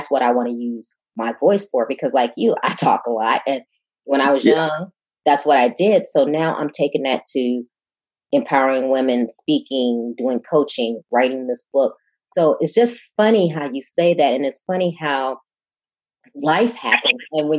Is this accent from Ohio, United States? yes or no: no; Chicago, Illinois, United States; moved away as an adult; now in Houston, United States; And I'm originally from Chicago, and I've lived all over. I'm a naval officer and I've lived all over, but 8 years ago, a job brought me to Houston